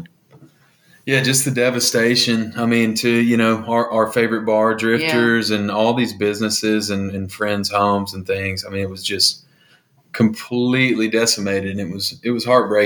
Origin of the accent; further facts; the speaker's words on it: Arkansas, United States; moved away; I'm from Arkansas